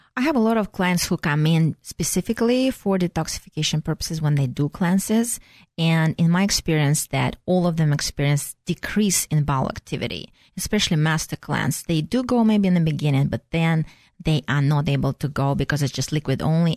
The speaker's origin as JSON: {"language": "English", "country": "Russia", "moved": "yes", "said": "So I'm originally from Russia, so I call myself a flushing Russian."}